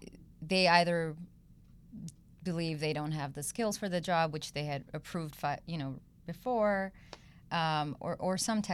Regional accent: India; also born or lived in South Korea / Belgium / Switzerland / Ivory Coast; so I grew up in South Korea, Belgium, wow. Switzerland, a few years in India as well, which is where I'm originally from.

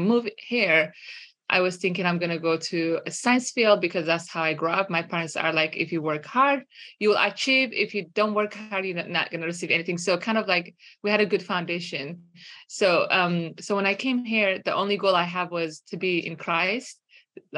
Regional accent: Eritrea; moved away as an adult; now in United States; I grew up in Eritrea, northern east of Africa

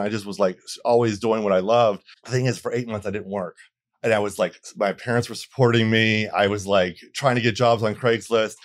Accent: Bradenton, Florida, United States; also born or lived in Atlanta; now in Los Angeles, United States; I'm from Florida, a, a small town, Bradenton, Florida, um, right north of Sarasota

